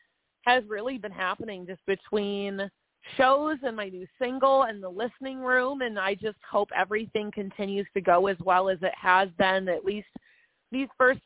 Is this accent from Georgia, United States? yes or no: no; Michigan, United States; moved away as an adult; now in Nashville, United States; I was born and raised in Michigan